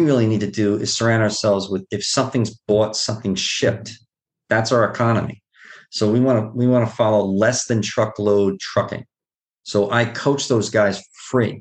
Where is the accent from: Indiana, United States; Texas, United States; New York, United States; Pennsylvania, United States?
New York, United States; New York City; I grew up in Queens, in Bayside, Queens